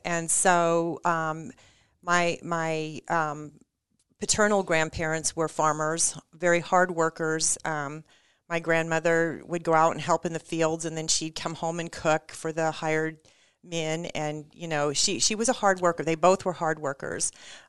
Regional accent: North Platte, Nebraska, United States; I grew up in Western Nebraska. We moved to Nebraska when I was five, and I'm the oldest of three girls.

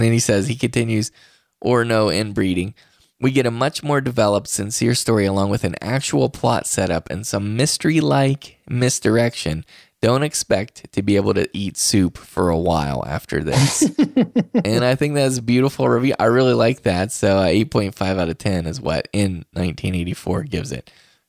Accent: West Virginia, United States; I'm from West Virginia.

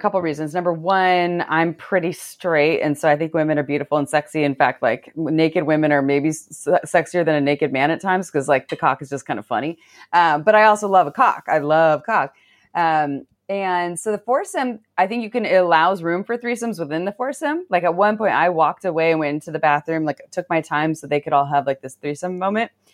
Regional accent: Santa Cruz, California, United States; I grew up in Santa Cruz

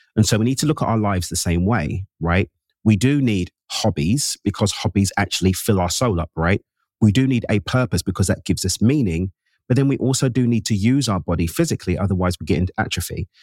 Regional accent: London, United Kingdom; Born and raised in East London in the UK, my parents emigrated from Zimbabwe in Southern Africa in the late 70s

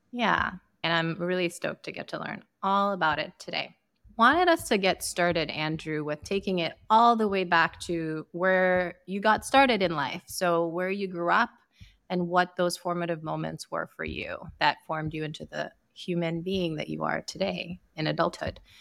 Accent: Sierra Leone; I grew up in Sierra Leone in West Africa

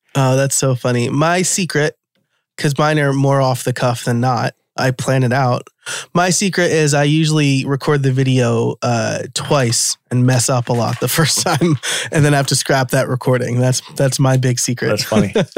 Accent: New York, United States; born and raised in New York

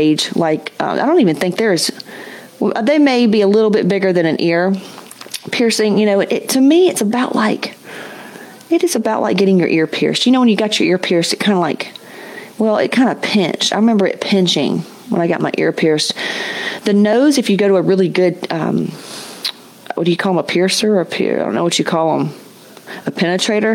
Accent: West Georgia, United States; I come from Southern Baptist, West Georgia

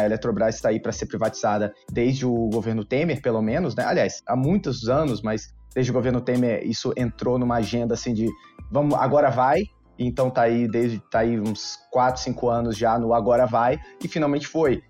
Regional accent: Rio de Janeiro, Brazil; also born or lived in Brasília; now in São Paulo, Brazil; Eu sou do Rio de Janeiro, apesar de ter morado muito tempo em Brasília e hoje está em São Paulo, fazendo parte do, do IFL São Paulo eu nasci no Rio de Janeiro

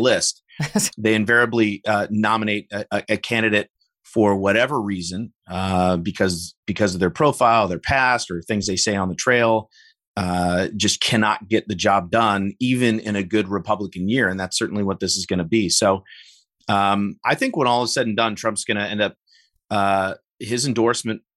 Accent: Illinois, United States; in my home state here of Illinois

